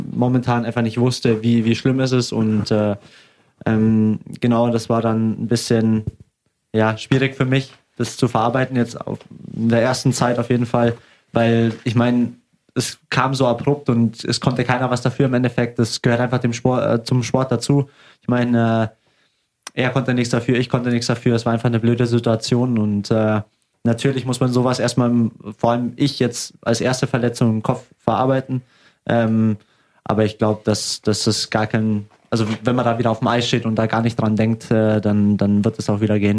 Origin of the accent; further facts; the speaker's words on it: Augsburg, Bavaria, Germany; Ähm, na, also ich bin Augsburger durch und durch mhm. und äh, ich liebe es hier zu spielen und es war immer mein Traum.